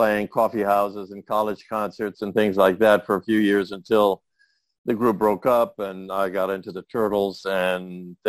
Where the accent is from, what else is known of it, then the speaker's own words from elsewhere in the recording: Waialua, Hawaii, United States; also born or lived in San Francisco, California; And so he applied and we came over in 1945. And that's where I grew up.